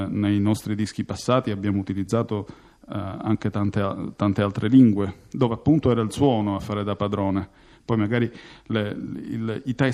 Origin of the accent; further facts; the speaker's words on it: Palermo, Sicily, Italy; Mario siamo nati a Palermo, siamo vissuti in una città che è ricca di suoni.